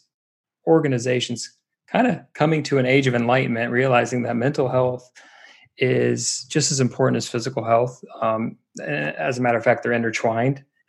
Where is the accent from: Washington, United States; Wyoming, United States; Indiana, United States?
Indiana, United States; now in Los Angeles, United States; I'm from Indiana